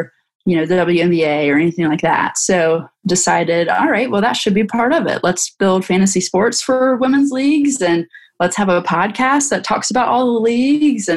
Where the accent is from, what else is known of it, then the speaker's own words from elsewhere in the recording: North Carolina, United States; Growing up in North Carolina